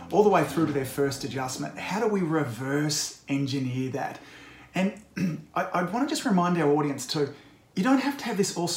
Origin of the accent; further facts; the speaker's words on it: Australia; I'm an Aussie